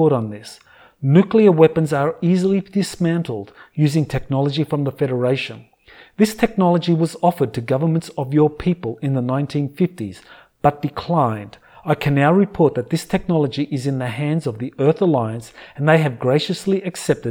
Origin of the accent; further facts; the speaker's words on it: Australia; my home country of Australia